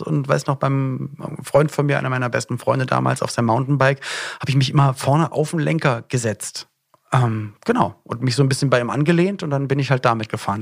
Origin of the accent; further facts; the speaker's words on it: Berlin, Germany; moved away; also born or lived in Cologne; ich komme eigentlich auch aus Berlin und da, wo ich aufgewachsen bin in Berlin